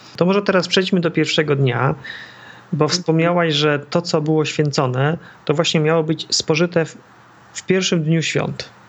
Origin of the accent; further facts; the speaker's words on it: Masovian Voivodeship, Poland; Ja się wychowałem w centralnym Mazowszu